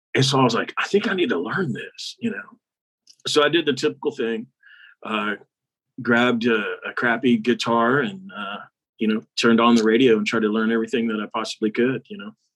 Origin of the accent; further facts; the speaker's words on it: Texas, United States; We're from Texas.